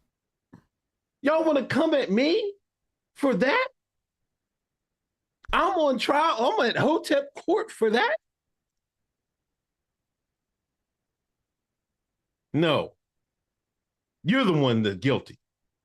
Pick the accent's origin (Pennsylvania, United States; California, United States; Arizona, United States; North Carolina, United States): Pennsylvania, United States; Exton; me being the black man I am from Exton, Pennsylvania.